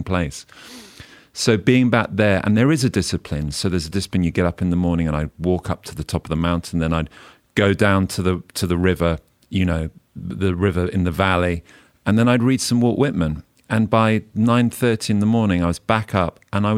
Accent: Oxfordshire, South East England, United Kingdom; also born or lived in Mid Wales; now in London, United Kingdom; I'm a country boy. I grew up in Oxfordshire, and I've been living in London for 20 years

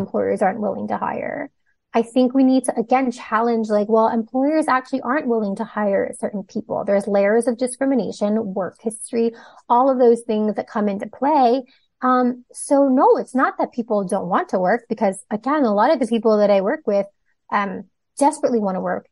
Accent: Toronto, Ontario, Canada; also born or lived in Hong Kong / Singapore; I was born in Hong Kong, lived a few okay. years in Singapore, um, but most of my life has been spent in Toronto, different parts of Toronto

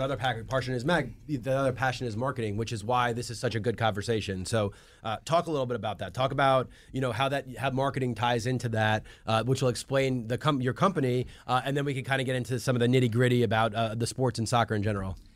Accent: New York City, New York, United States; now in Atlanta, United States; I grew up in Queens, and there was all concrete.

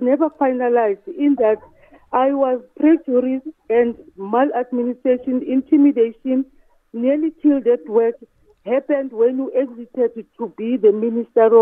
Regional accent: South Africa; I'm a South African

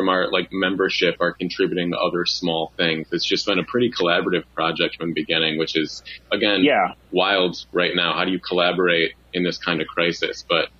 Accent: Detroit, Michigan, United States; also born or lived in New York / Houston; now in Seattle, United States; I'm from Detroit. Yeah. Lived in New York for a few years, Houston, a couple other spots in between. So I've only been in Seattle for about 2.5 years now.

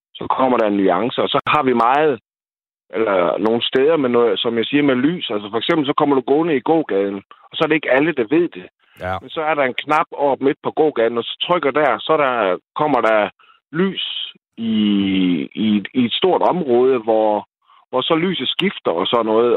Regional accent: Vejle, Southern Denmark, Denmark; jeg kommer fra Vejle

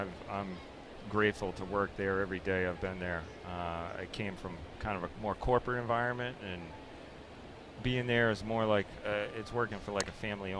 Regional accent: Hanover, Massachusetts, United States; born or raised there

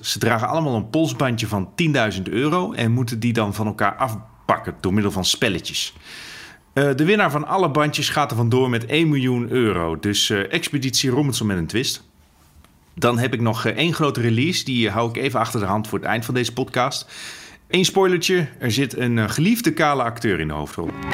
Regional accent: Netherlands; als Nederlander

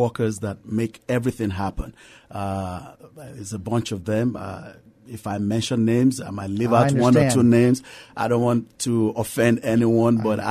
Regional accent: Nigeria; moved away as an adult; now in San Antonio, United States; I'm originally from Nigeria

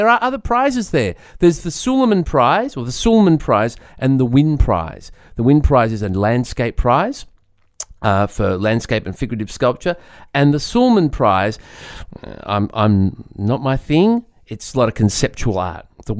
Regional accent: Sydney, New South Wales, Australia; I was going to stop on the way home. I'm from Sydney.

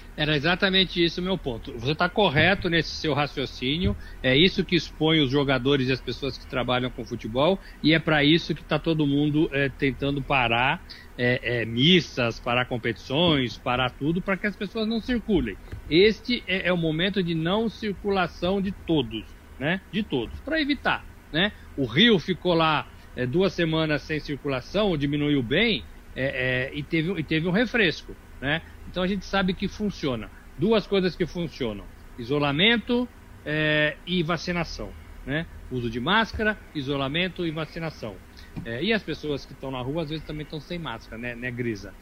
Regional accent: Brazil; nós também somos brasileiros

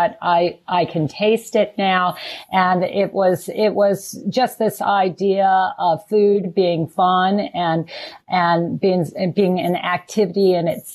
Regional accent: Richmond, Virginia, United States; I grew up in Richmond

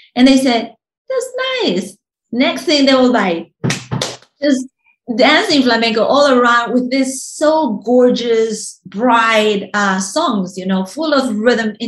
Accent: Uruguay; moved away; when I was a kid in Uruguay, I was born in Uruguay

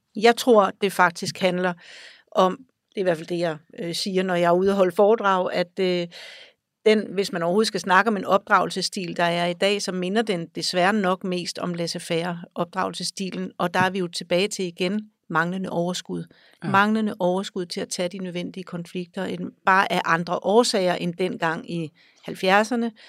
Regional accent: Denmark; born or raised there; also born or lived in Greenland

